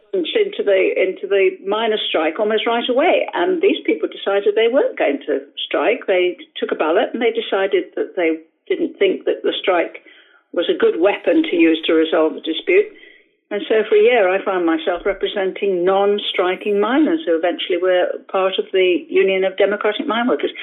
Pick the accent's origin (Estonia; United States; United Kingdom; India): United Kingdom; Liverpool, North West England; I come from Liverpool